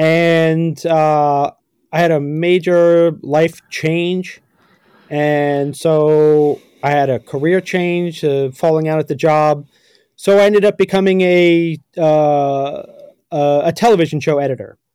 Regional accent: New York City, New York, United States; growing up in New York City

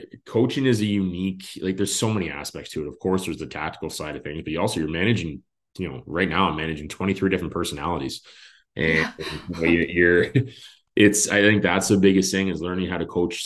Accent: Carp, Ontario, Canada; also born or lived in Sarnia; now in Carleton Place, Canada; I grew up just outside of Carp

